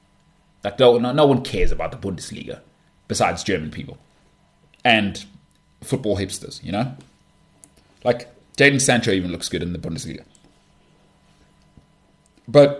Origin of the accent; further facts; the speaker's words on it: South Africa; I'm from South Africa.